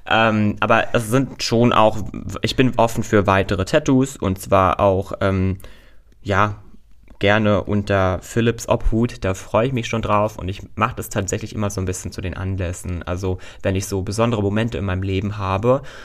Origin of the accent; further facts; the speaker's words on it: Berlin, Germany; Berlin ist meine Heimat